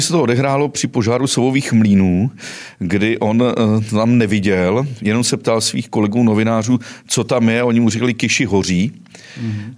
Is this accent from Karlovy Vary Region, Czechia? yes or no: yes; Cheb region, Karlovy Vary Region, Czechia; já jsem samozřejmě z Chebska, většina mých hostů je tady z Chebska